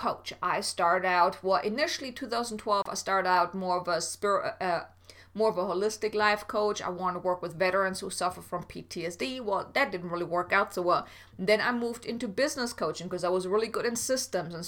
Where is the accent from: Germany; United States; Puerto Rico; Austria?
Germany; I'm from Germany